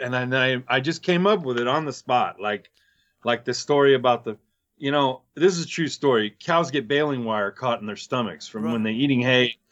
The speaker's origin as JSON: {"language": "English", "town": "Chino", "region": "California", "country": "United States", "said": "I came from Chino"}